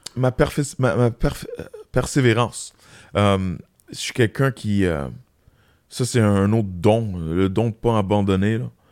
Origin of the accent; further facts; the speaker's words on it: Quebec, Canada; on est des Québécois